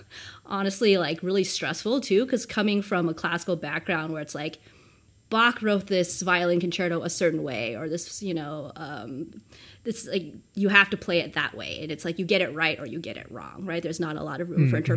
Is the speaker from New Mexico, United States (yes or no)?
yes; New Mexico, United States; I grew up in New Mexico